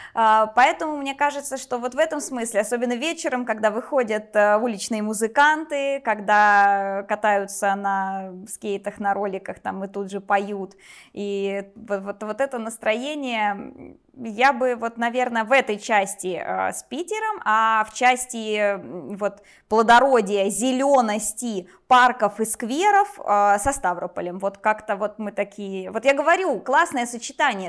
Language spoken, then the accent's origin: Russian; Voronezh Oblast, Russia; я родилась в Воронежской области, в 50 километрах от самого города, а в Воронеж переехала